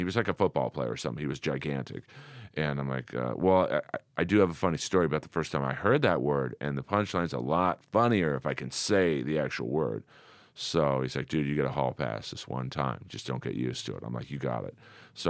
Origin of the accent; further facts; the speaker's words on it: Los Angeles, California, United States; I grew up in Bel Air.